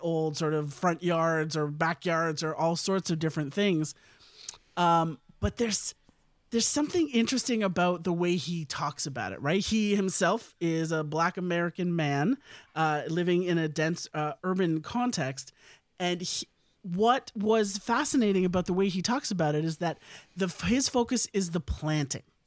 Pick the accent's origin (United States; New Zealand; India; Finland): India; as an Indian person myself